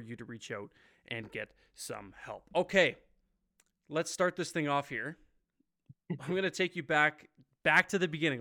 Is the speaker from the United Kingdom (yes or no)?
no; Ontario, Canada; moved away; the motherland, as I like to call it, I'm from Ontario